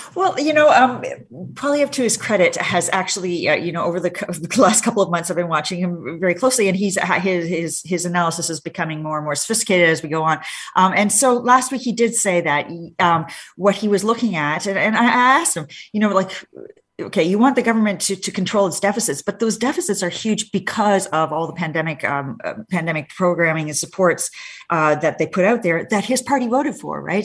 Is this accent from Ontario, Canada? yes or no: yes; Hamilton, Ontario, Canada; born or raised there; now in Ottawa, Canada